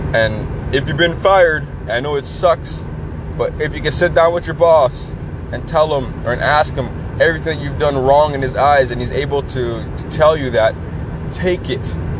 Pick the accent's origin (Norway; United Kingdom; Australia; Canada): Canada; I'm a Canadian. We are nice people